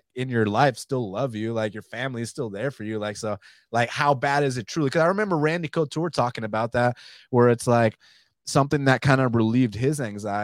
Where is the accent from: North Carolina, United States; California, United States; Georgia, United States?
Georgia, United States; Atlanta; I'm from Atlanta